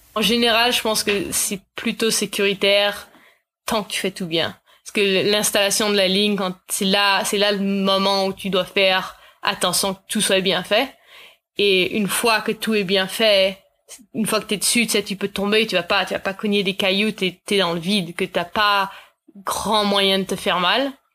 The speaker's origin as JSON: {"language": "French", "town": "Nelson", "region": "British Columbia", "country": "Canada", "tie": "born or raised there", "also_born_or_lived": "Vancouver", "said": "J'ai grandi à Nelson, mais je suis repartie à Vancouver pour le patin originalement"}